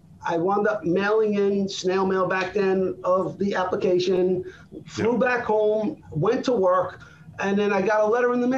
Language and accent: English; Brooklyn, New York, United States; moved away; also born or lived in South Florida; I grew up in Brooklyn.